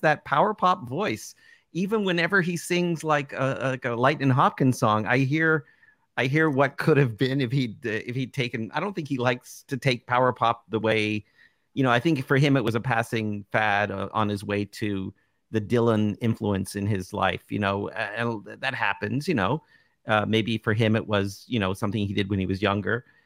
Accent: Toronto, Ontario, Canada; the market I grew up in Toronto

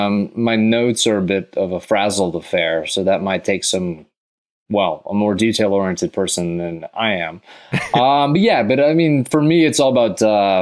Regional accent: Texas, United States; because I grew up in Texas a bit. And so there's a lot of Texas sayings mixed with space warfare.

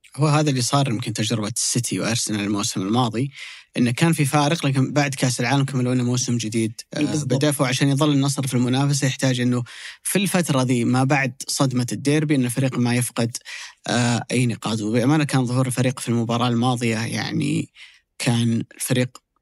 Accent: Saudi Arabia; كلنا كسعوديين

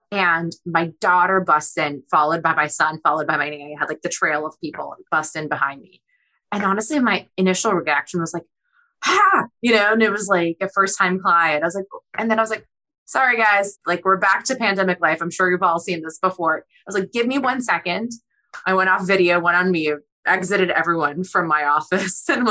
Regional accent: Boston, Massachusetts, United States; born or raised there; English is a second language; also born or lived in Kyiv, Ukraine

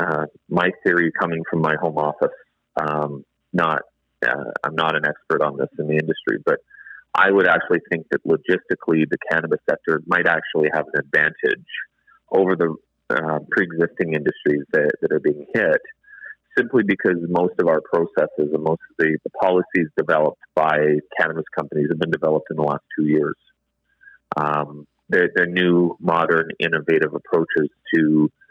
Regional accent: Canada; It's just ingrained in who we are as Canadians.

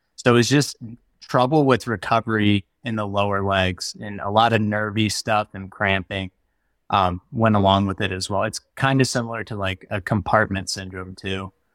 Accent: Virginia, United States; moved away; my home state's Virginia, that's where I'm from originally

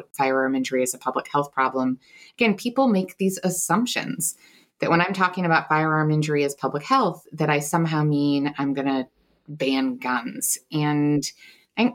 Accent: Buffalo, New York, United States; I grew up in Buffalo, New York

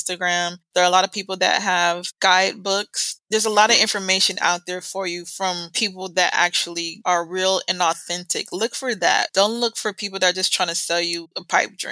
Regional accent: United States; accent: American; moved away; we automatically have what they say, an American accent

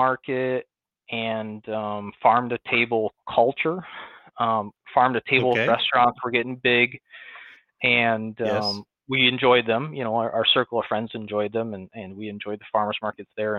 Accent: near Buffalo, Western New York, United States; now in Sherman, Texas, United States; you can probably tell from my accent, I'm not from Texas. I grew up in Western New York, near Buffalo, on a farm

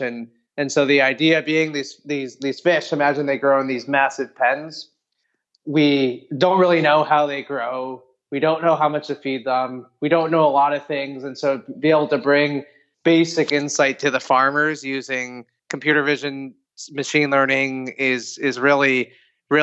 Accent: Ithaca, New York, United States; I grew up in Ithaca, New York, actually right by Cornell

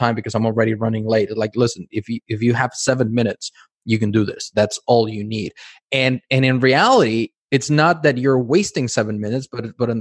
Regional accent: Mexico City, Mexico; English is a second language; moved away; also born or lived in United States; I grew up in Mexico City.

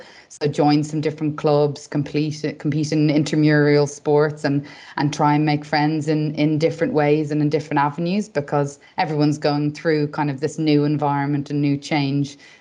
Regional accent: Dublin, Leinster, Ireland; moved away as an adult; now in England; I did my undergraduate degree in Dublin and I'm from Dublin. So I actually lived at home for the whole 5 years

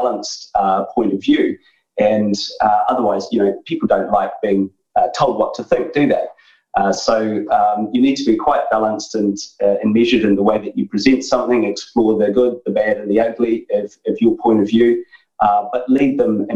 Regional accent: New Zealand; moved away as an adult; now in United Kingdom; I grew up in New Zealand, so I'm Kiwi originally

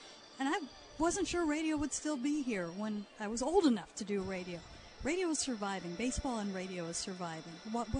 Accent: outside of Chicago about 2 hours, Illinois, United States; I grew up outside of Chicago about 2 hours

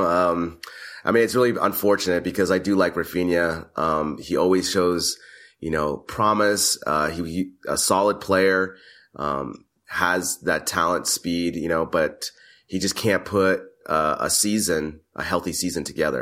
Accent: United States; first I'm a American.

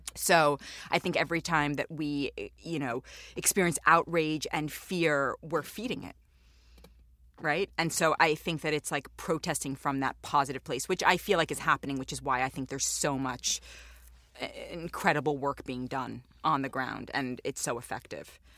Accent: New York City, New York, United States; I'm Jewish and I grew up in New York

